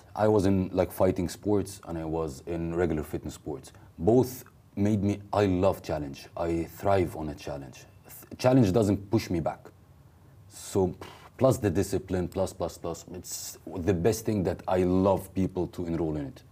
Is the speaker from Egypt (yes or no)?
yes; Egypt; moved away as an adult; also born or lived in South Korea; I moved from Egypt to South